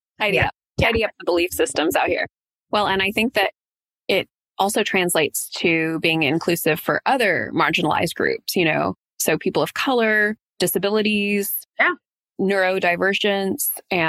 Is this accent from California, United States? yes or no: yes; San Diego, California, United States; also born or lived in Santa Barbara, California / San Luis Obispo County, California; I'm from Southern California, from San Diego.